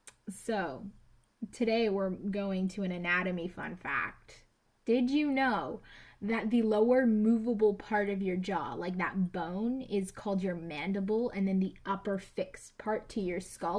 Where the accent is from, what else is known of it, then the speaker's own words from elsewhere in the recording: Canada; moved away; as a Canadian watching it